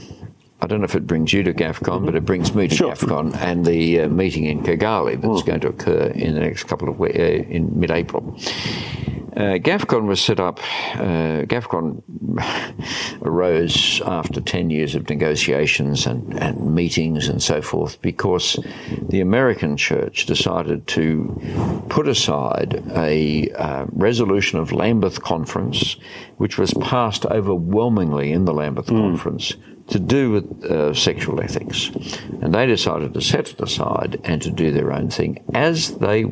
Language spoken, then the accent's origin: English; Australia; as an Australian